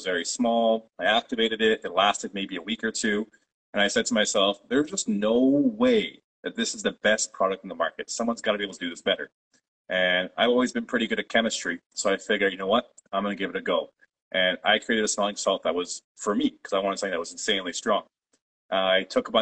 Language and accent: English; Toronto, Ontario, Canada; first language Polish; English is a second language; I was born myself in Toronto, Canada, it was a few years after my parents immigrated. So actually, I grew up speaking Polish as my first language